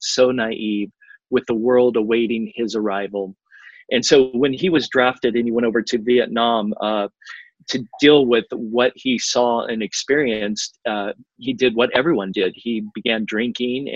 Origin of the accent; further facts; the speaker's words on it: California, United States; moved away as an adult; also born or lived in Miami, Florida; back in California, in my home state